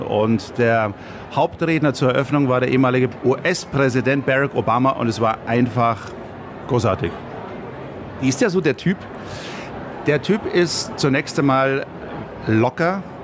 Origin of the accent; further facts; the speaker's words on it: Munich, Bavaria, Germany; ich bin geborener Münchner, äh, bin hier aufgewachsen, habe die meiste Zeit hier gelebt